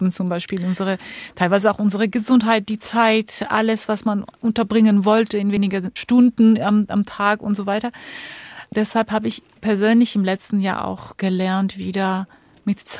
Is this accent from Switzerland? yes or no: no; Georgia; Ich komme ja aus Georgien, wo mhm. auch so viel äh, Unruhe herrscht.